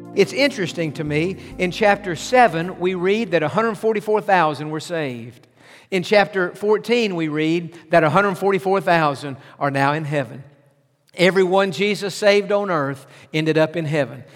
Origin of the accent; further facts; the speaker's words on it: East Texas, United States; I grew up in East Texas